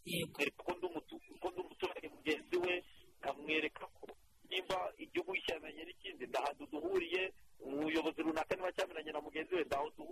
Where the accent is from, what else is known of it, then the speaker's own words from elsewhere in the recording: Rwanda; ndi umunyarwanda